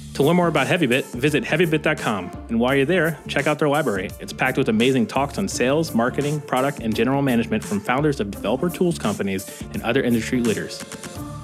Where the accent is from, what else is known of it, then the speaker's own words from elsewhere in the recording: the South, United States; moved away; I come from the South